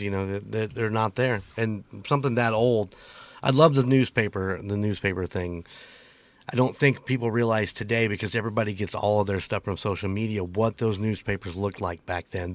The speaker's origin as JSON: {"language": "English", "country": "United States", "said": "we as most American people"}